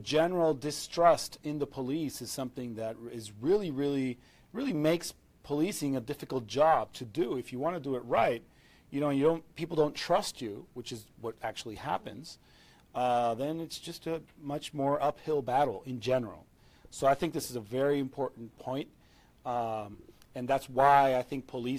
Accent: Venezuela; I'm from Venezuela, I live in Caracas

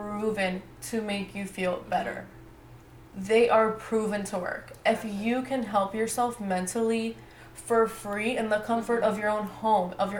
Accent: United States; growing up in America from being a young girl, I have like two lives

